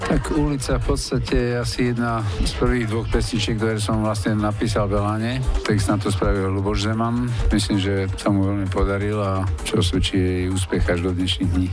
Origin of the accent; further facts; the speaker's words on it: Bratislava, Bratislava Region, Slovakia; vrátil som sa na patronku, odkiaľ pochádzam, do mojej rodnej štvrte